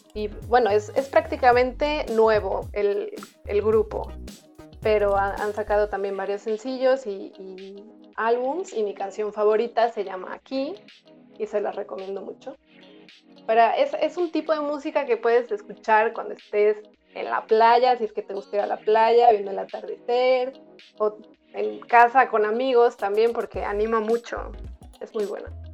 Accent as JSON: {"language": "Spanish", "town": "Guadalajara", "region": "Jalisco", "country": "Mexico", "moved": "as an adult", "lives_now": "Lleida, Spain", "said": "Lito de la Isla y María Centeno, que son de Guadalajara, de donde yo soy"}